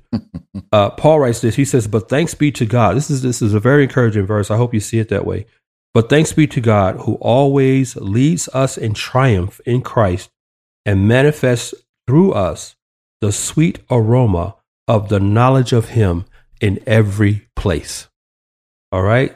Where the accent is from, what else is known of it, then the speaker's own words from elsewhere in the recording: Atlanta, Georgia, United States; moved away; my hometown, A T L